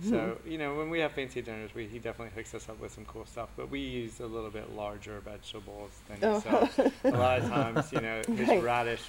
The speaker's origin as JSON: {"language": "English", "town": "Asheville", "region": "North Carolina", "country": "United States", "tie": "born or raised there", "moved": "as an adult", "lives_now": "California, United States", "said": "I grew up in Asheville, and then I moved to California around 2000 to work at the Culinary Institute of America."}